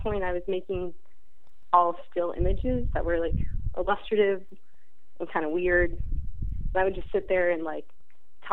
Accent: West Palm Beach, Florida, United States; moved away; I grew up in West Palm Beach, Florida

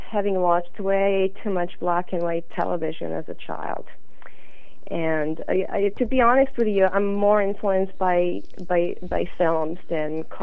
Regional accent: Canada; born there; English is a second language; moved away; even though I was born in Canada and uh, when I moved back in 1990, I still felt like an immigrant

